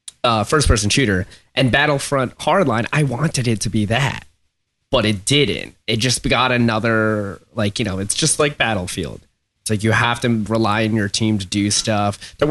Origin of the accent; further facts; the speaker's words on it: Philippines; English is a second language; Oh, like several. I come from the Philippines, you know.